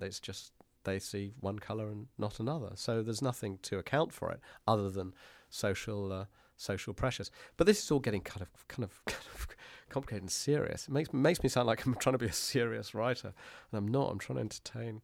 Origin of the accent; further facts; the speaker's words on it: United Kingdom; being a British person